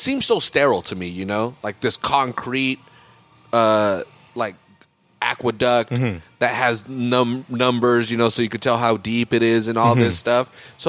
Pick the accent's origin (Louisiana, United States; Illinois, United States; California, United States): California, United States; Salinas; I'm from Salinas.